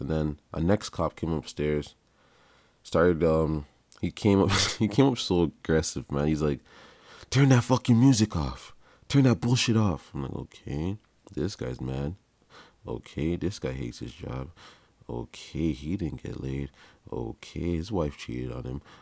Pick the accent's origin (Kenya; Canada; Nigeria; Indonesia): Canada; also born or lived in Jamaica (parents); Oh, my parents are from Jamaica. They, they had me here, so I, I, I'm, I'm from Canada.